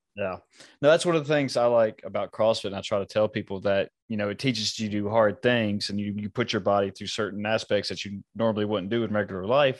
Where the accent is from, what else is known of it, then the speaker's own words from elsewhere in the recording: United States; I was born here in America